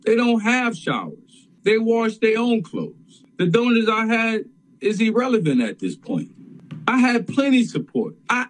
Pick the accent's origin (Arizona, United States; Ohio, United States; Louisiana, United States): Louisiana, United States; Shrewsbury; I'm from Shrewsbury, Louisiana. That's 5 minutes out of New Orleans. I'm from a brickyard. I grew up in one bedroom apartment with five kids in it.